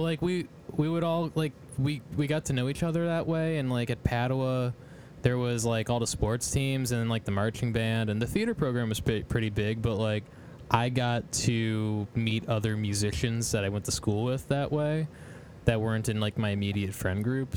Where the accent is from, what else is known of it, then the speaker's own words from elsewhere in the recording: Strongsville, Ohio, United States; I grew up in Strongsville